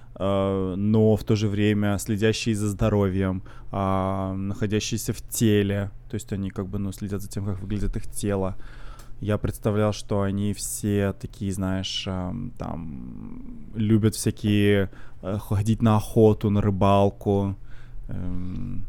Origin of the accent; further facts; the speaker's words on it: Russia; now in Canada; я из России